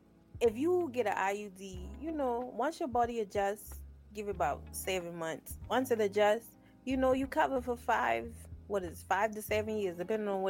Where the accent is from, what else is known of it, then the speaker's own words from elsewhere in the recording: South Carolina, United States; I'm from South Carolina.